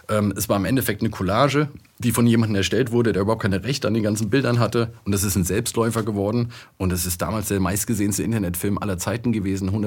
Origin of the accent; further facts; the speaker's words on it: Frankfurt, Hesse, Germany; ich komme aus Frankfurt, da siehst du diese Bankentürme